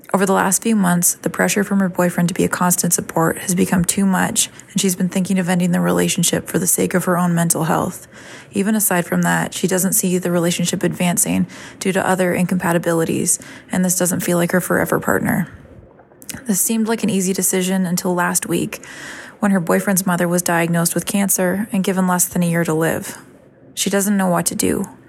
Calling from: Canada; I'm calling from Canada

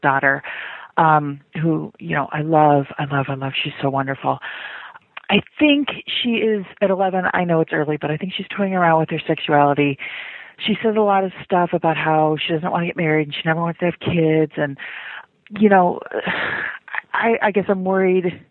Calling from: Chicago, Illinois, United States; I'm calling from Chicago

